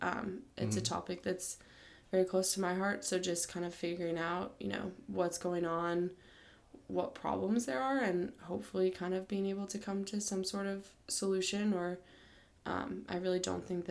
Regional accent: San Diego, California, United States; now in Stanford, United States; I am originally from San Diego

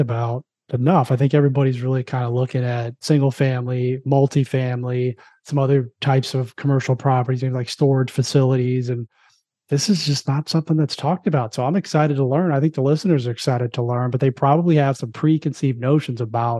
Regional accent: South Florida, United States; I grew up in South Florida

